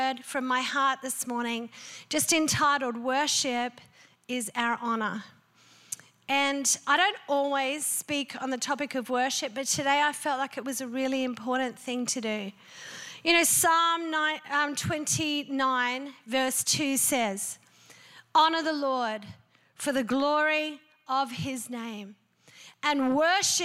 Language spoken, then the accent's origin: English; Australia; I'm an Aussie